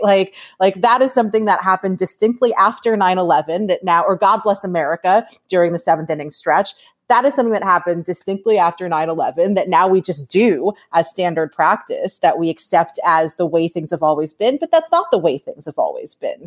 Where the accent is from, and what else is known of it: New York, United States; born or raised there; moved away as an adult; now in Los Angeles, United States